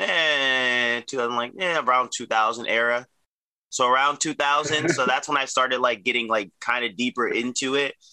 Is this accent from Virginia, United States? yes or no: yes; Arlington, Virginia, United States; also born or lived in Alexandria, Virginia; I was born and raised in the United States, more specifically Arlington, Virginia.